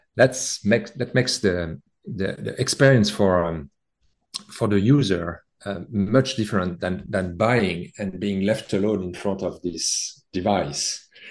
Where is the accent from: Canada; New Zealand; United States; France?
France; accent: French; As you can hear in my accent, I have a French background